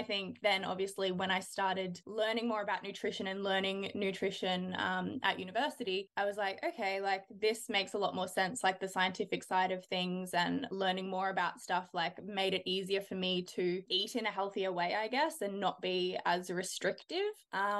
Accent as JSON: {"language": "English", "town": "Melbourne", "region": "Victoria", "country": "Australia", "tie": "born or raised there", "moved": "as an adult", "lives_now": "Brisbane, Australia", "said": "Yeah, so I grew up in Melbourne. I lived there until I was about 22. And now I live in Brisbane, obviously in Australia."}